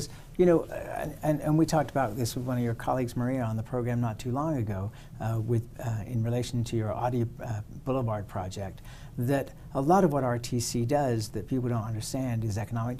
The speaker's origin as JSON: {"language": "English", "region": "London", "country": "United Kingdom", "tie": "born or raised there", "moved": "yes", "said": "I was born in London, I've spent time in major cities where hopping on a bus, there's one every 10 minutes"}